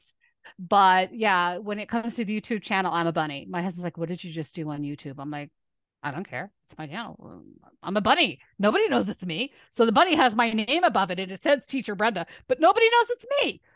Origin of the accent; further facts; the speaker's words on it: Lebanon; moved away; I was raised in Lebanon